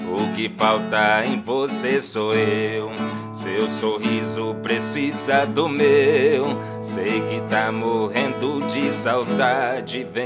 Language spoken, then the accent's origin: Portuguese; Minaçu, Goiás, Brazil; moved away as an adult; also born or lived in Goiânia; now in Porangatu, Brazil; Eu sou natural de Minasu. Minasu. Minasu, Goiás.